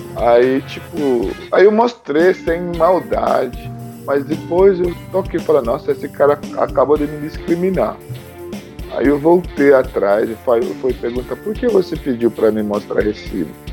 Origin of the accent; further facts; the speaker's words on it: Lagos, Nigeria; Portuguese is a second language; moved away as an adult; also born or lived in Owerri, Nigeria; now in Brazil; Eu, eu cresci em Lagos, mas eu venho de cidade chamada Owerri, mas eu cresci em Lagos.